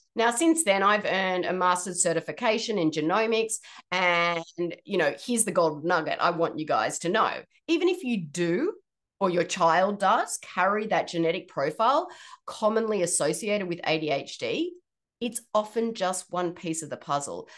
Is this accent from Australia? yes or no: yes; Australia; moved away as an adult; now in Washington, United States; I'm originally from Australia, but I live in the state of Washington and have been here for almost nine years now.